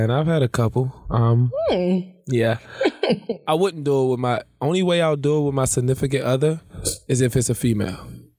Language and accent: English; Washington, District of Columbia, United States; I'm from Washington, D.C.